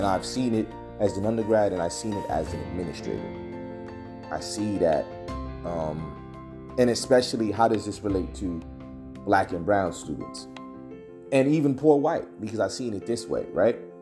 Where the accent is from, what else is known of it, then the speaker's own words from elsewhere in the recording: United States; First generation African American